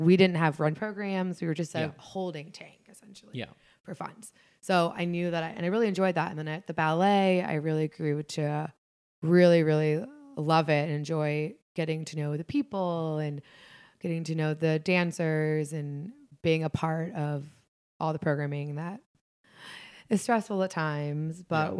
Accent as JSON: {"language": "English", "town": "Fairfield", "region": "Ohio", "country": "United States", "tie": "born or raised there", "also_born_or_lived": "Cleveland", "said": "Well, I grew up in Cincinnati. Well, I grew up in Greater Cincinnati. I grew up in Fairfield, Ohio, which is about 30 minutes north of here, northwest."}